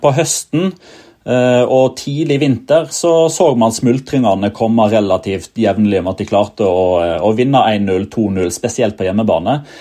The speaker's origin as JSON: {"language": "Norwegian", "town": "Odda", "region": "Vestland", "country": "Norway", "said": "jeg som, som vestlending er fra Odda i Hardanger"}